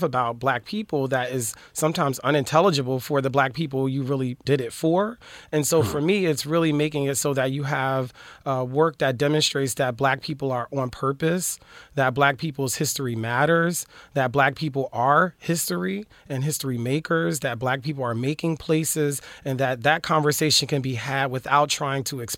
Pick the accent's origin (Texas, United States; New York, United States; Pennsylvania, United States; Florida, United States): Pennsylvania, United States; Philadelphia; now in Los Angeles, United States; I'm from Philly.